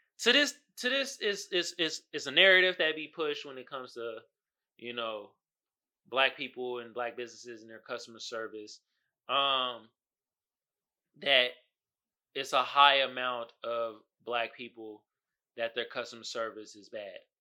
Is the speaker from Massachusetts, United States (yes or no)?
no; Oakland, California, United States; growing up in Oakland, which is a black community